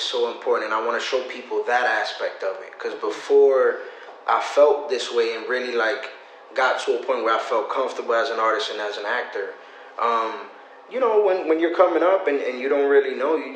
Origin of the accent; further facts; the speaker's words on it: Massachusetts, United States; I come from Massachusetts, small inner city.